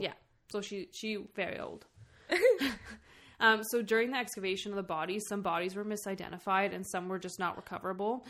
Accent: Canada; I'm from Canada. I can't fucking speak French or even have an accent for it.

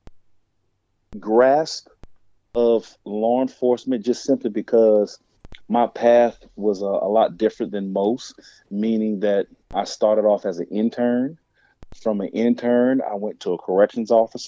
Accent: New Orleans, Louisiana, United States; I'm originally from New Orleans

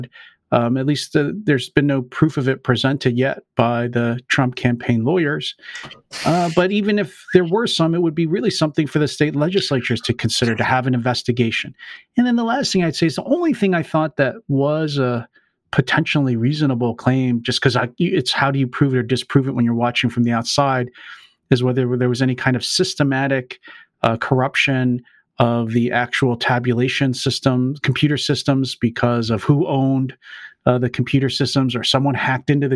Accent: Pennsylvania, United States; my home state of Pennsylvania

